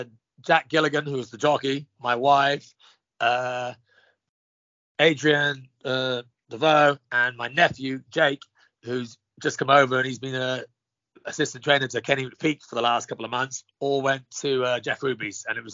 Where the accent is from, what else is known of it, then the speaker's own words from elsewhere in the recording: County Kildare, Ireland; now in United States; County Kildare. My father was a champion jockey in Ireland back in 66.